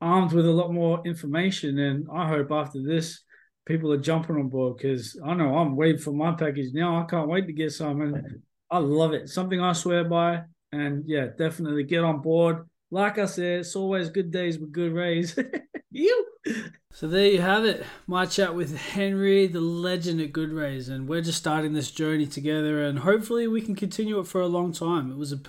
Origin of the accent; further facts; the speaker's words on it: Australia; moved away; I'm Australian